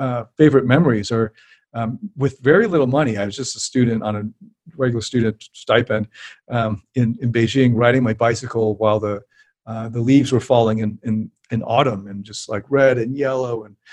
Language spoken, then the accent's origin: English; Canada; I'm Canadian